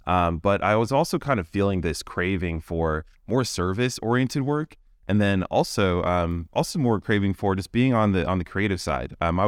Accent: California, United States; also born or lived in Texas / Germany / Hawaii; I grew up as a military brat. I was born in Texas. I moved to Germany, Hawaii, and grew up mostly in the California area.

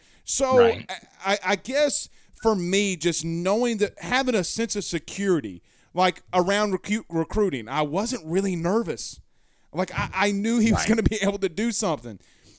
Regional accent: Roseland, Louisiana, United States; Like, bro, I grew up in Roseland, Louisiana. I could hit that thing.

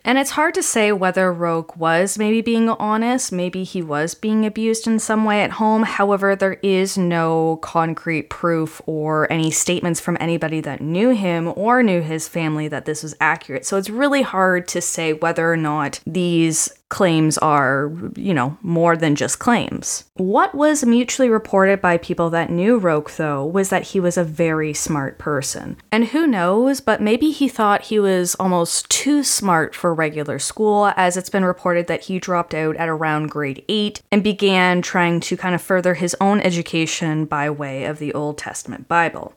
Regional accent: Canada; I'm from Canada

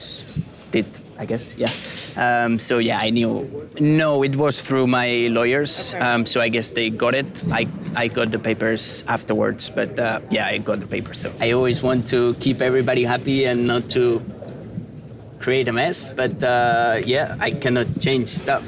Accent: Spain; moved away as an adult; I'm from Spain and I love my country, but I'm also, as you said, I moved here this year

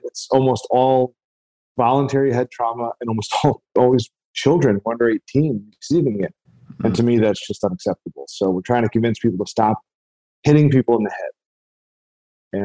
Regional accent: Chicago, Illinois, United States; I'm from Chicago.

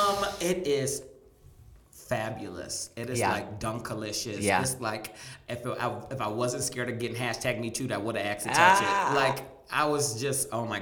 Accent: Michigan, United States

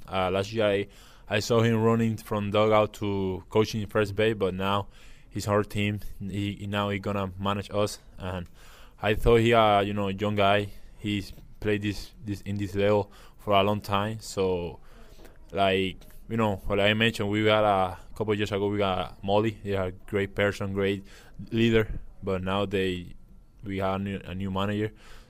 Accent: Puerto Rico; Yeah, that's great when you come to a different city, like you say, so far from where I'm from Puerto Rico

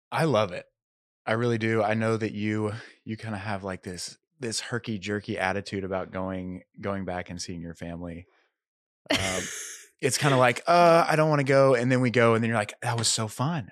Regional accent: Tulsa, Oklahoma, United States; moved away as an adult; also born or lived in Arkansas / Los Angeles, California; now in Nashville, United States; I grew up in Tulsa, Oklahoma

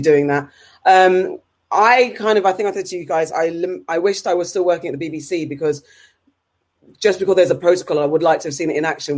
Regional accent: United Kingdom; as a British citizen

